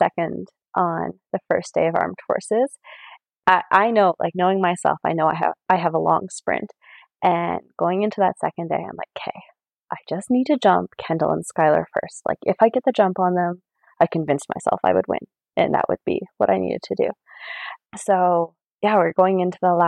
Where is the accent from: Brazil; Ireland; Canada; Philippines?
Canada; Maple Ridge, British Columbia; I am from Maple Ridge, BC, Canada.